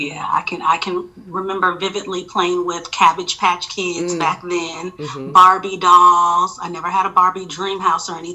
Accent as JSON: {"language": "English", "town": "Oakland", "region": "California", "country": "United States", "tie": "born or raised there", "moved": "as an adult", "lives_now": "Atlanta, United States", "said": "So I am from Oakland, California, the Bay Area."}